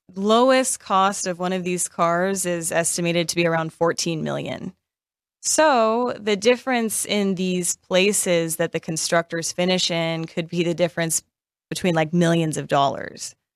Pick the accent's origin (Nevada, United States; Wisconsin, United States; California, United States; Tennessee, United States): Nevada, United States; Las Vegas; I am born and raised in Vegas